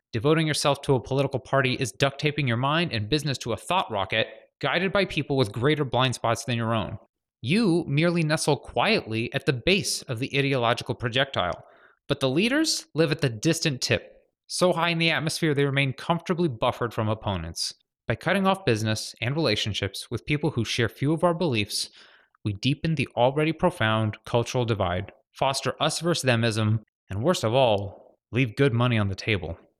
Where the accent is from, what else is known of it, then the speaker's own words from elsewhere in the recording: Glenview, Illinois, United States; moved away as an adult; also born or lived in San Francisco / Los Angeles; My hometown of Glenview